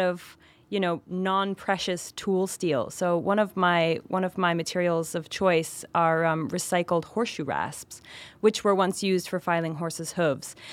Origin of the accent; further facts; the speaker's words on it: Vermont, United States; moved away as an adult; now in New York City, United States; I grew up in Vermont and moved to New York City when I was nineteen.